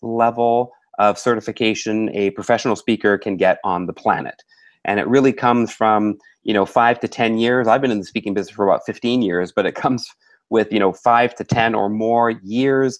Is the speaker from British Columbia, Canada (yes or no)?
yes; Vancouver, British Columbia, Canada; moved away as an adult; also born or lived in Ottawa, Ontario, Canada; now in Singapore; I was born in Ottawa, Ontario, Canada. My father was also born in Ontario, and my mother was born in Tunapuna, near Port of Spain, in Trinidad. So I'm half Trinidadian and half Canadian. Born and raised in Canada, moved to Vancouver when I was about 8 years old, and I've lived here for most of my life